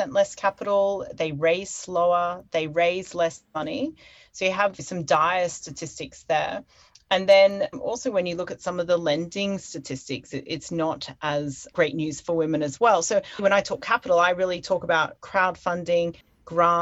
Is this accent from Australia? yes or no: yes; Australia; moved away as an adult; also born or lived in London; now in Hong Kong; I'm originally from Australia